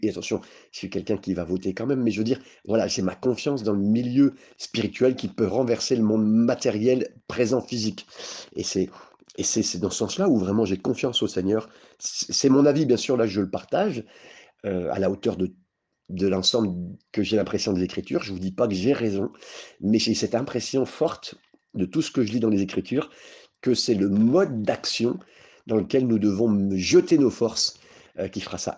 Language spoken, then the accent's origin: French; France; on est français